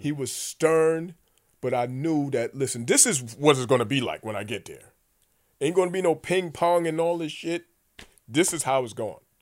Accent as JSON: {"language": "English", "town": "New York City", "region": "New York", "country": "United States", "tie": "born or raised there", "also_born_or_lived": "Connecticut", "said": "I'm from the Bronx"}